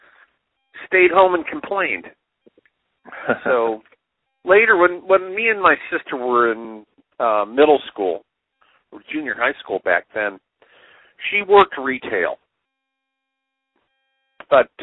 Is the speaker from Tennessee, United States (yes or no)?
no; Los Angeles, California, United States; I grew up in L.A.